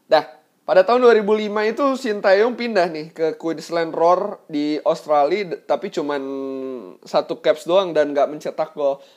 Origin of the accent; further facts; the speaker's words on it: Bandung, West Java, Indonesia; yang memang dari kecil gue sudah ada di Bandung selama kurang lebih 22 tahun.